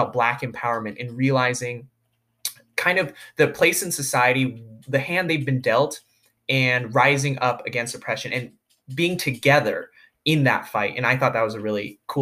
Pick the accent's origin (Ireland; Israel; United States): United States; McMinnville; growing up in McMinnville, you know, surrounded by your friends and those who love you